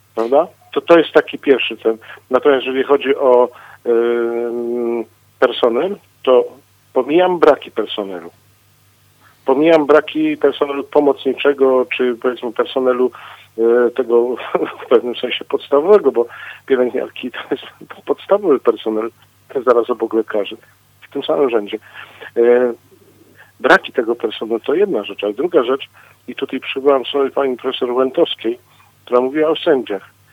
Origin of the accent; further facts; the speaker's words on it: Katowice, Silesian Voivodeship, Poland; u nas w Katowicach